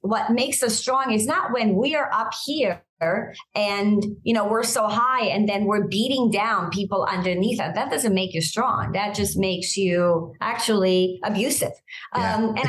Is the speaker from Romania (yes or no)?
yes; Romania; English is a second language; moved away; I think I came as a refugee from Romania. And I think that has impacted the way I see the world.